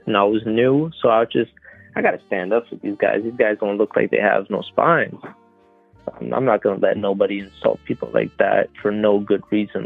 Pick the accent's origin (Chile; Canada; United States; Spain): Canada; I'm French Canadian